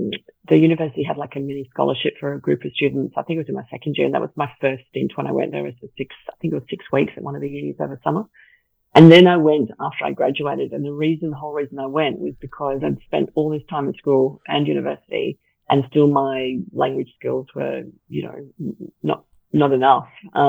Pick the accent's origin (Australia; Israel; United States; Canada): Australia; Melbourne, Victoria; also born or lived in Scotland / Southern Africa; So I was born in Scotland. We then moved to Southern Africa. My brother was born there. And then we moved to Melbourne. My mum is Australian, my dad is Scottish. So then started schooling in Melbourne.